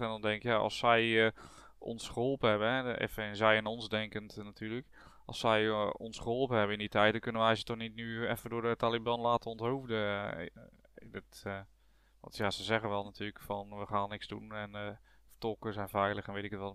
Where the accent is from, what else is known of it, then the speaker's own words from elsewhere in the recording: Netherlands; als Nederlanders zijn we